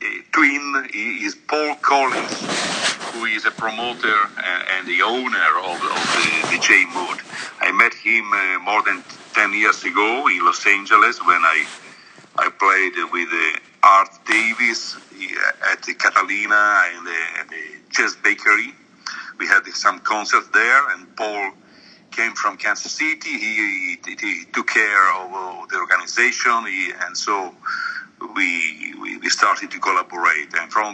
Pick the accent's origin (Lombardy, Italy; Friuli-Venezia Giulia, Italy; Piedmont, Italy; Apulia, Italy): Friuli-Venezia Giulia, Italy; Trieste; Actually, I live in Trieste, which is a city at the top of the Adriatic Sea, so it's bordering to Slovenia and very close to Austria